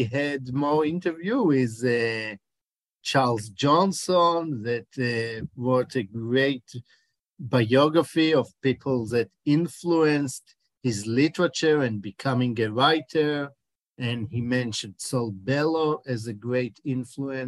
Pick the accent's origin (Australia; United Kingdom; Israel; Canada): Israel; accent: Israeli; English is a second language; also born or lived in Chicago, United States; you can hear my accent that I'm in Israeli, but I'm Chicago born.